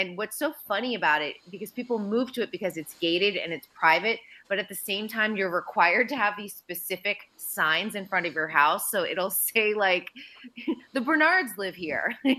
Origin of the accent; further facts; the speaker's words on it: Andover, Massachusetts, United States; Yeah, we're both from Andover, Mass. And his family had a home, I want to say it was probably about a mile down the road from where I grew up.